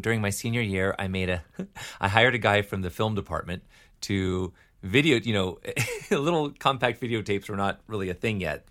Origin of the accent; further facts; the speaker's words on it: Decatur, Georgia, United States; also born or lived in Michigan; grew up in Decatur, Georgia.